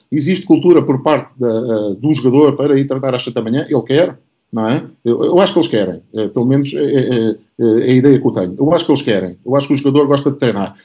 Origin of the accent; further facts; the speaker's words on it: Setúbal, Portugal; also born or lived in Barreiro; eu originalmente sou de, de Setúbal e, e do Barreiro